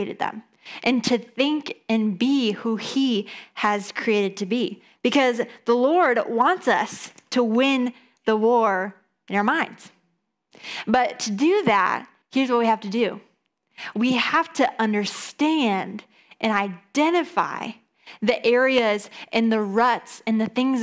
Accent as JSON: {"language": "English", "region": "east side of Michigan", "country": "United States", "also_born_or_lived": "Atlanta, Georgia", "moved": "yes", "lives_now": "Grand Rapids, United States", "said": "we're originally from the east side of Michigan"}